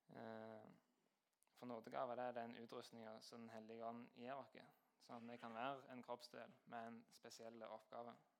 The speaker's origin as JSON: {"language": "Norwegian", "area": "Jæren", "region": "Rogaland", "country": "Norway"}